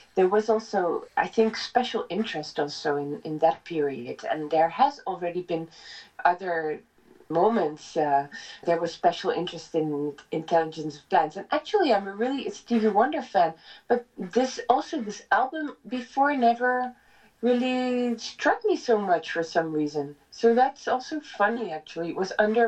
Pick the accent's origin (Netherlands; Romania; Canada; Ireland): Netherlands; moved away as an adult; now in Italy; I come from the Netherlands, and I was working as a singer there